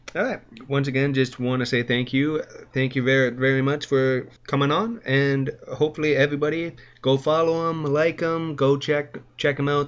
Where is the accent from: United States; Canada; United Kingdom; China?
Canada; I'm a Canadian boy through through and through